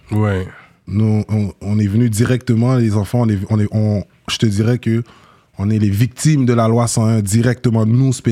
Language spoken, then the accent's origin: French; Limbé, Nord, Haiti; nous, on vient de le nord d'Haïti, on vient d'une ville qui s'appelle Limbé.